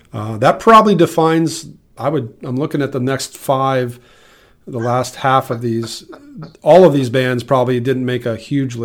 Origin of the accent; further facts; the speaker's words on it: Midwest, United States; As a Midwesterner